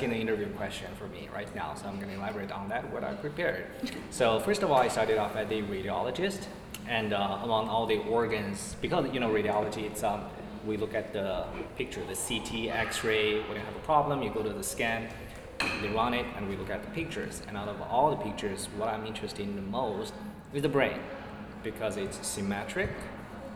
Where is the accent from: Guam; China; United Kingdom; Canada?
China; moved away as an adult; now in United States; where I came from China